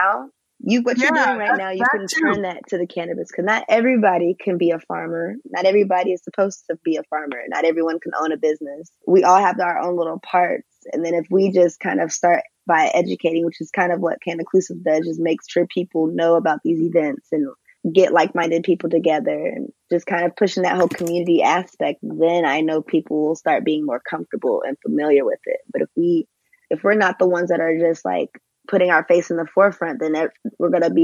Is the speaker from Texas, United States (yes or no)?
yes; Texas, United States; moved away as an adult; now in New York, United States; originally, I'm from Texas, but I've been living in New York for about a year and a half.